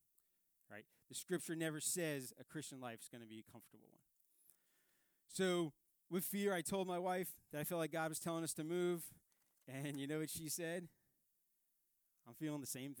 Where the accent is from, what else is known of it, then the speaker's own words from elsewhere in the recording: New York City, New York, United States; moved away; I grew up in Staten Island, New York.